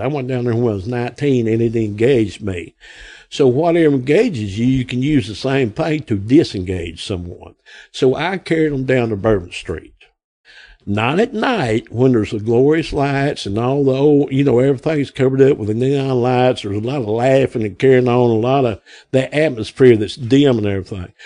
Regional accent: Grapevine, Arkansas, United States; I'm from Grapevine. I was born here August, uh, May the 24th of 1960, right up the road here

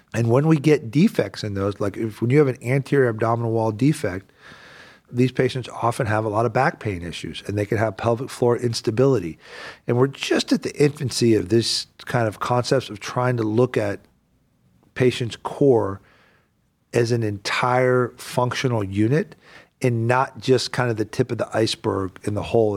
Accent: the South, United States; now in Northeast Ohio, United States; I grew up in the South

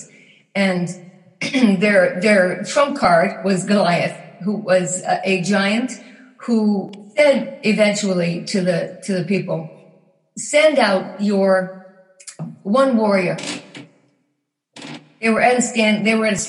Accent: Newfoundland and Labrador, Canada; moved away as an adult; also born or lived in British Columbia / Nova Scotia / Texas; I grew up in Newfoundland, lived in several places in BC and Nova Scotia because my husband was in the Navy

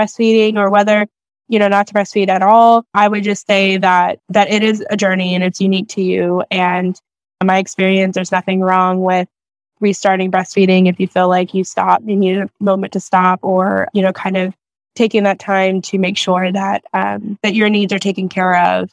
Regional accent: Maryland, United States; I'm from Maryland

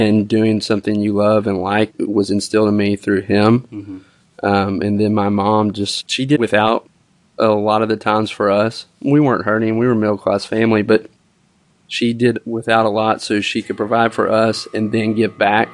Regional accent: Little Rock, Arkansas, United States; I grew up here in Little Rock.

